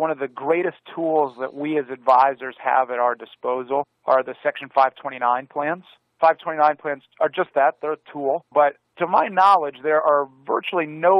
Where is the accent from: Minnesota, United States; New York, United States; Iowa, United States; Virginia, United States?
Virginia, United States; my home state of Virginia